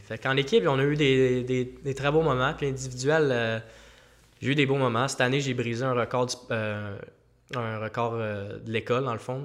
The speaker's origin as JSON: {"language": "French", "region": "Quebec", "country": "Canada", "said": "je suis Québécois, le seul Québécois, à sur l'équipe euh, amateur"}